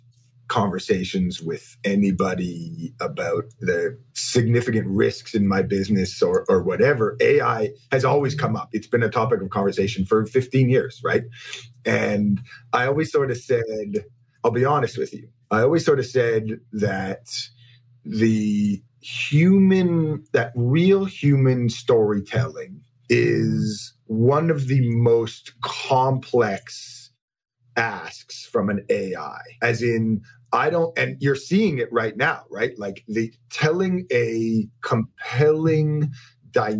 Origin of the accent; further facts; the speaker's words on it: Toronto, Ontario, Canada; I'm born and raised in Toronto.